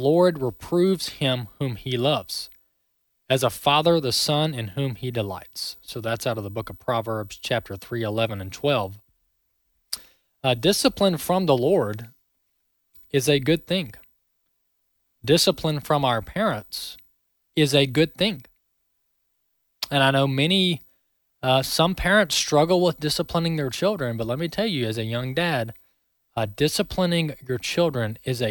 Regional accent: Mississippi, United States; I'm from the South, born and raised in Mississippi

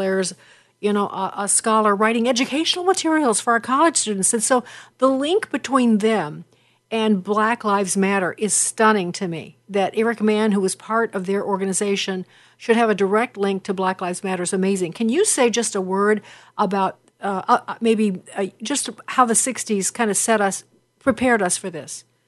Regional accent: Chicago, Illinois, United States; I'm from Chicago

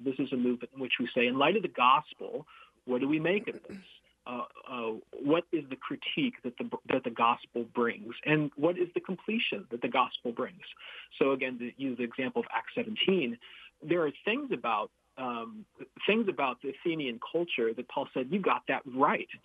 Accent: United States; So I'm Filipino American. my mm-hmm. parents mm-hmm. met and married in the Philippines, and uh, and then uh, I was born here

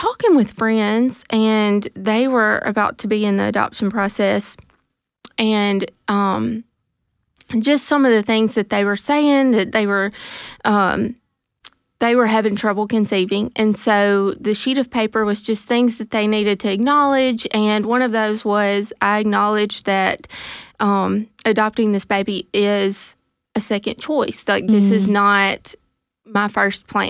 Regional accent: Mantachie, Mississippi, United States; moved away; we moved back to my hometown, to Mantachie

